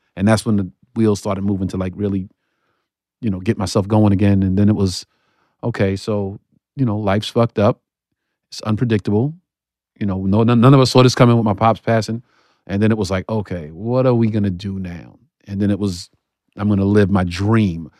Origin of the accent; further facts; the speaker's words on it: New York City, New York, United States; I'm still from Bedford, Stuyvesant, Brooklyn